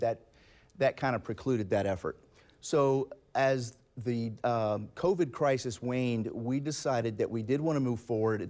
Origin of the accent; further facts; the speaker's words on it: Jacksonville, Florida, United States; I'm from Jacksonville. I grew up here. I live here